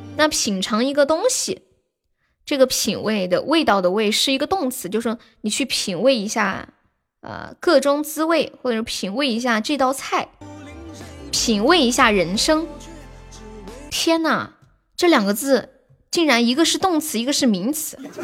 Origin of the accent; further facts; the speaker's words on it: Sichuan, China; 你咋个晓得我是四川的呢